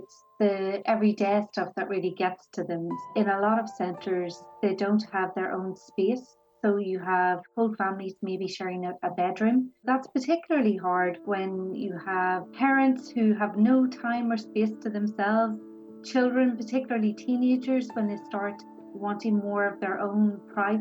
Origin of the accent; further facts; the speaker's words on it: Ireland; as Irish people